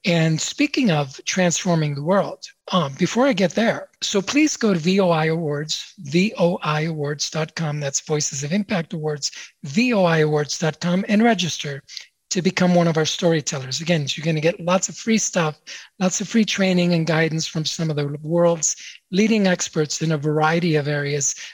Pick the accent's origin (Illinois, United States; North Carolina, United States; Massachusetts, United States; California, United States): Illinois, United States; Chicago; the city that I grew up in, Chicago, Illinois